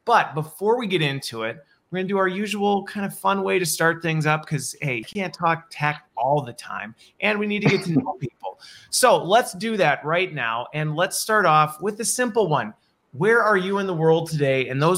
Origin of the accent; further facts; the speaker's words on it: Midwest, United States; also born or lived in Colorado; I grew up in the Midwest.